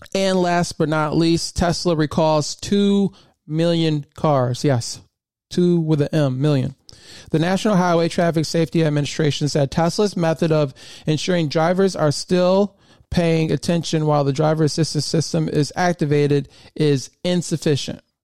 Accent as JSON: {"language": "English", "region": "Michigan", "country": "United States", "tie": "born or raised there", "moved": "as an adult", "lives_now": "Southern Maryland, United States", "said": "I grew up in Michigan."}